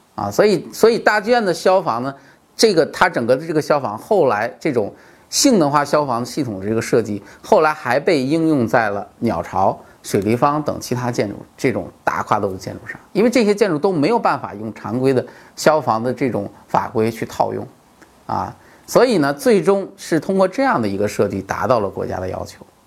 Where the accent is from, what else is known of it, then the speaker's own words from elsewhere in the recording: China; 我们中国人